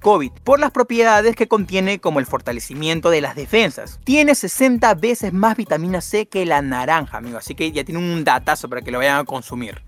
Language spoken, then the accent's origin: Spanish; Peru; ser peruanos y nacer en un país con tanta historia y magia